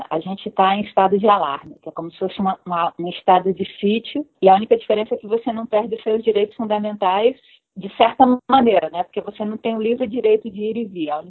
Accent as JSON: {"language": "Portuguese", "region": "Rio de Janeiro", "country": "Brazil", "tie": "born or raised there", "also_born_or_lived": "Ceará", "accent": "hybrid", "said": "Mas eu, eu, eu, aviso que eu não sou carioca, porque o meu sotaque é bem híbrido."}